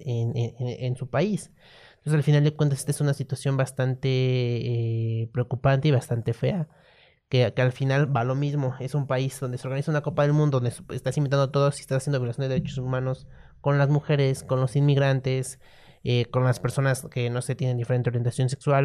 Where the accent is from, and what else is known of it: Mexico